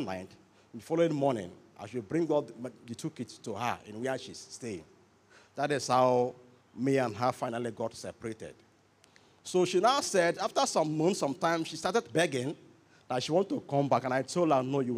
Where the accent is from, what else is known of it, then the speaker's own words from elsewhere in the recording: Bayelsa, Nigeria; I am from Bayelsa State